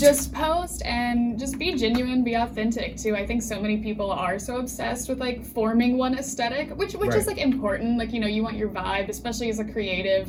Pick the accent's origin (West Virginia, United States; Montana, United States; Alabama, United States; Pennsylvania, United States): West Virginia, United States; moved away as an adult; now in Philadelphia, United States; my hometown, there's like one newspaper